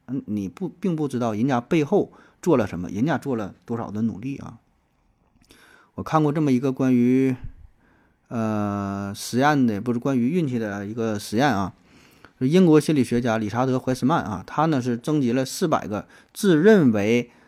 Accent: Northeast China, China; accent: Northeastern Mandarin; 在东北方言当中，咱有一个普遍的情况

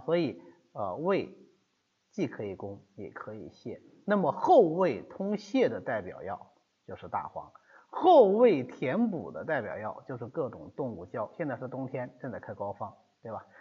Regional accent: China; 我们中国人的一个习惯

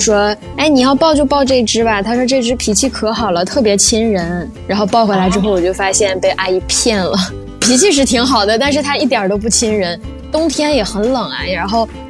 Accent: Northeast China, China; now in Shanghai, China; 从东北赶回了上海

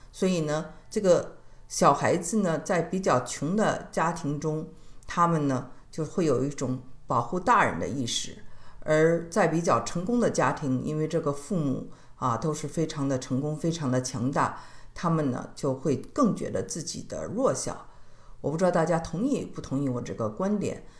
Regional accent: Beijing, China; 我是北京人嘛

